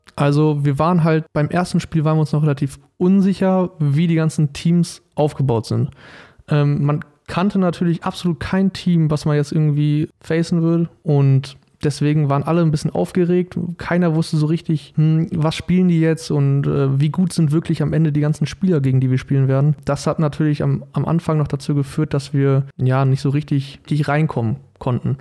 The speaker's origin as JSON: {"language": "German", "town": "Paderborn", "region": "North Rhine-Westphalia", "country": "Germany", "tie": "born or raised there", "moved": "as an adult", "lives_now": "Darmstadt, Germany", "said": "bei mir in der Schule in Paderborn, also ich komme aus Paderborn"}